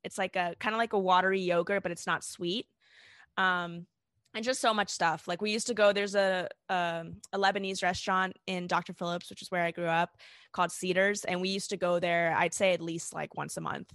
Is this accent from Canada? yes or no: no; South Africa; I was born in South Africa to South African parents